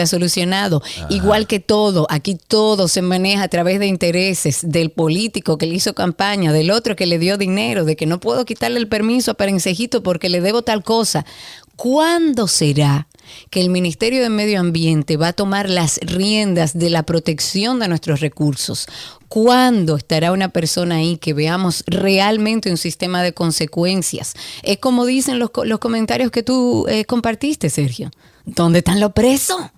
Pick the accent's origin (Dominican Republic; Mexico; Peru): Dominican Republic; nosotros como dominicanos